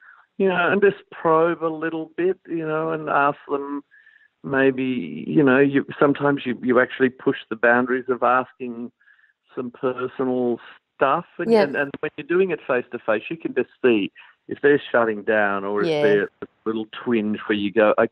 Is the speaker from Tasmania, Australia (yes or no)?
yes; Launceston, Tasmania, Australia; I grew up in Tasmania, in Launceston